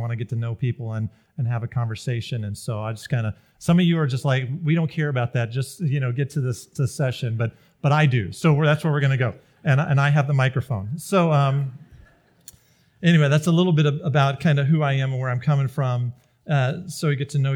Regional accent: Greenville, South Carolina, United States; moved away as an adult; also born or lived in the Midwest; I grew up in Greenville, South Carolina, lived the first 20 years of my life there

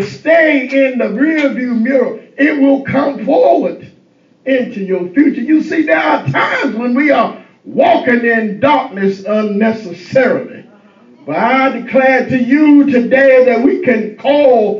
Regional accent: Eastern North Carolina, United States; growing up in Eastern North Carolina

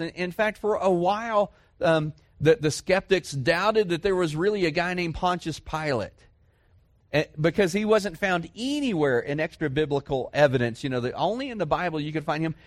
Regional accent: Dallas, Texas, United States; moved away; I grew up in Dallas, Fort Worth

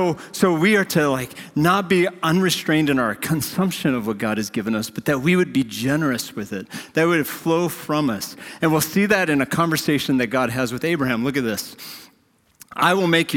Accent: North Dakota, United States; moved away; I grew up in North Dakota

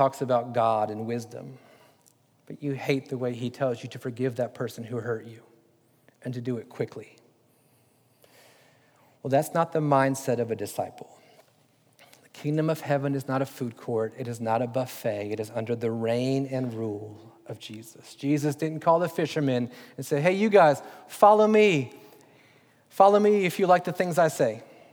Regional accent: United States; as Americans, we don't understand kingship

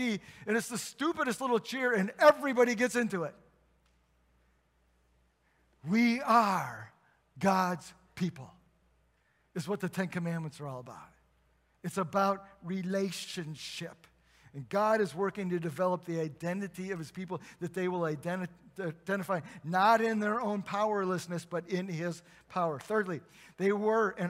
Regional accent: South Bend, Indiana, United States; moved away; I come from South Bend, and there's a famous university in South Bend that plays football

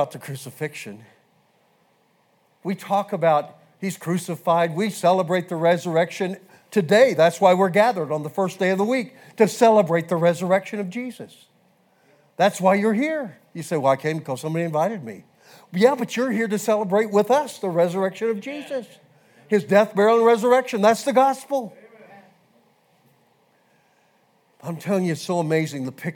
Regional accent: Kansas, United States; I grew up in Kansas, and I grew up fishing

